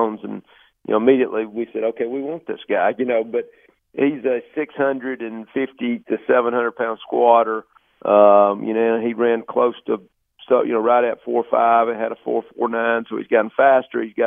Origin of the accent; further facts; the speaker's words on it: Alabama, United States; I'm from Alabama